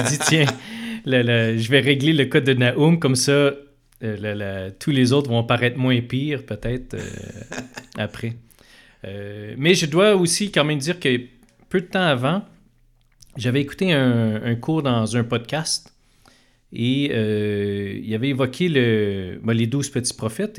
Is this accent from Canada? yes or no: yes; Montreal, Quebec, Canada; je suis un, Montréalais euh, d'origine. Je suis né, euh, et j'ai grandi dans l'est de Montréal